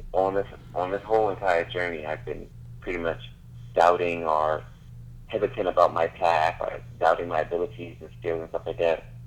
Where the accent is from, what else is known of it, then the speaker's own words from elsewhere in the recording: Charleston, South Carolina, United States; now in Charlotte, United States; I'm from Charleston, South Carolina. Right now, I'm living in Charlotte, North Carolina